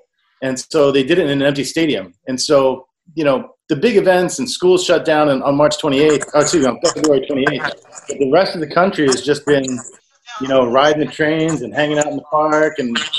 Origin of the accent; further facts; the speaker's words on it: Delaware, United States; moved away as an adult; also born or lived in Wilmington, Delaware / Philadelphia; now in Tokyo, Japan; I'm from Delaware.